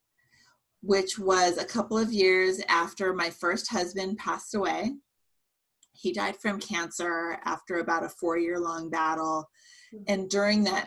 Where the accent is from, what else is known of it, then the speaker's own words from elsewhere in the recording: San Jose, California, United States; also born or lived in Cupertino, California; now in Santa Cruz, United States; I grew up in Silicon Valley, so San Jose, Cupertino area